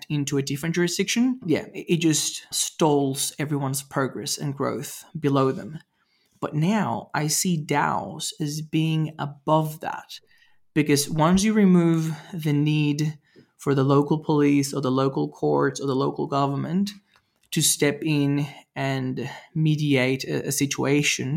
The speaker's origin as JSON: {"language": "English", "country": "Venezuela", "tie": "born or raised there", "said": "I grew up in Venezuela"}